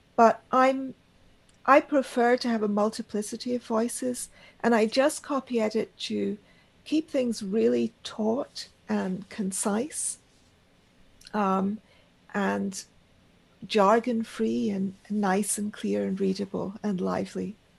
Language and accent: English; Karachi, Sindh, Pakistan; moved away; also born or lived in Argentina / Bombay, India; I spent my childhood in Pakistan. I grew up in the Pakistani Parsi community in Karachi